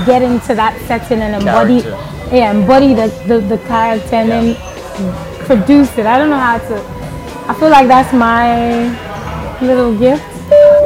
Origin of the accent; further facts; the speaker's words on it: Ghana; also born or lived in Liberia / Cape Coast, Ghana; I was in Ghana. I was born in Liberia, so we fled during the war to Ghana with my mom